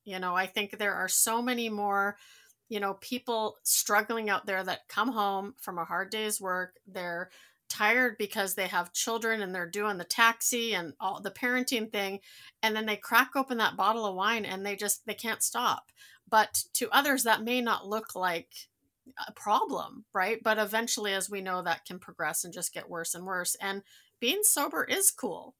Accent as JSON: {"language": "English", "country": "Netherlands", "tie": "born or raised there", "moved": "yes", "said": "I come from a Dutch family. I was born in Holland"}